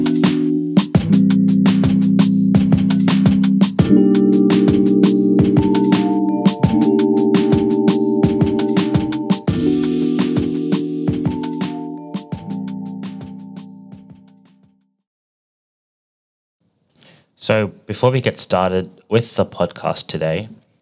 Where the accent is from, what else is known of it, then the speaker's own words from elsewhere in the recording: Australia; accent: Australian English; also born or lived in Melbourne; I'm an English teacher and I'm from Australia. So I speak Australian English